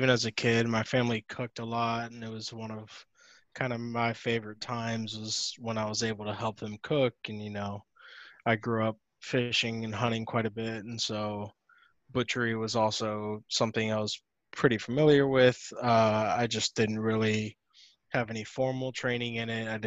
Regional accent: Miami, Florida, United States; born there; also born or lived in Charlotte; And I was born in Miami. I didn't want to go back there. I lived in Charlotte afterwards.

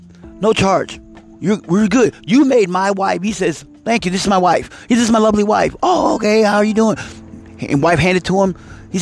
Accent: Italy; moved away; And my wife, you know, we're Italian and we're from Italy. You know, I mean, she's born and raised in Italy. And, you know, we moved over here

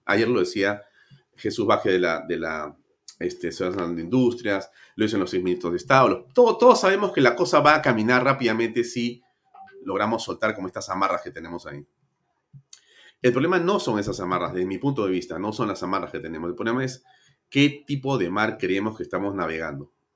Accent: Peru; tenemos que hacernos los peruanos

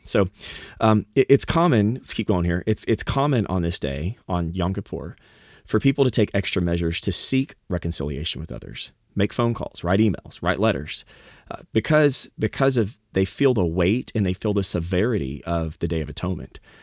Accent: the South, United States; moved away; I grew up in the South

